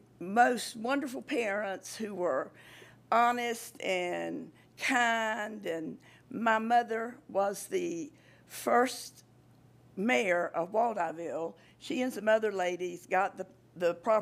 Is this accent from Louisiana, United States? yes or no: no; Walthourville, Georgia, United States; Commissioner Lovett and I grew up together down in Waldotville